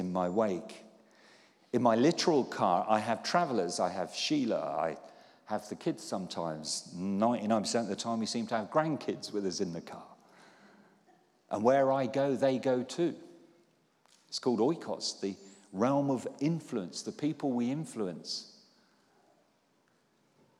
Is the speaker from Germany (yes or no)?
no; Poole, South West England, United Kingdom; When I was a teenager, I was brought up in Poole in Dorset